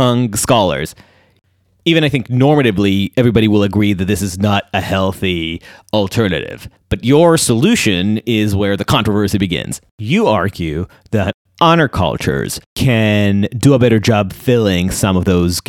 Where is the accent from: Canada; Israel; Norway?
Israel; now in United States; I come from Israel. It's a society that is much more honor-centric than America. When I moved here